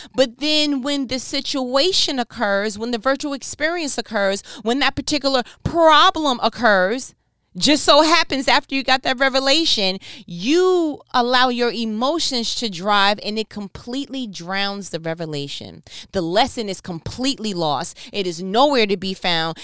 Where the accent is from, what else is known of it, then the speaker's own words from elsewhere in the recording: New York, United States; I'm from New York. where I am one thousand percent fluid in body language and sarcasm